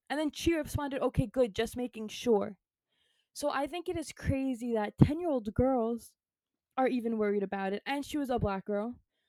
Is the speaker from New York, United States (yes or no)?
yes; New York City, New York, United States; not knowing I'm from New York City and all this stuff.